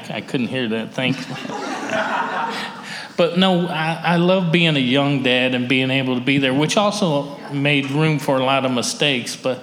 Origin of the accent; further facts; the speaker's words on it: Mississippi, United States; I grew up in Mississippi